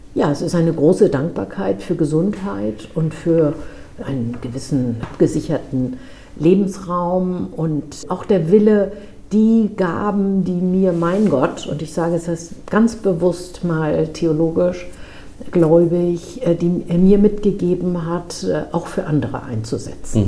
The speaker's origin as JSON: {"language": "German", "town": "Lübeck", "region": "Schleswig-Holstein", "country": "Germany", "tie": "born or raised there", "said": "in meiner Heimatstadt"}